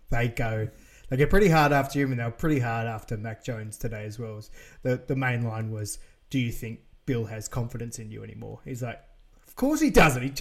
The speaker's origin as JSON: {"language": "English", "country": "Australia", "said": "We apologise mm. as Australian."}